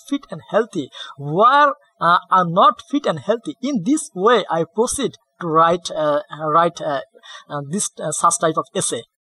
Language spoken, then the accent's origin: English; Bangladesh; English is a second language; I am from Bangladesh